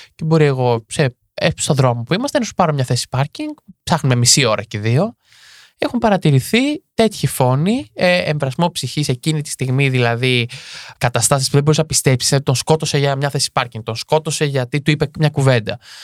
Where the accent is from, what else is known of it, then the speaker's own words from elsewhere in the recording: Marousi, Attica, Greece; γεννήθηκα έτσι στην, στην Αττική, στο Μαρού συγκεκριμένα